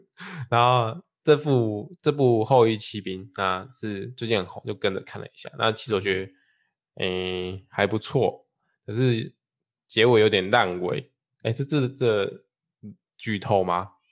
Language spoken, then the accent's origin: Chinese; Changhua County, Taiwan; 哎，彰彰化，我老家也没有小北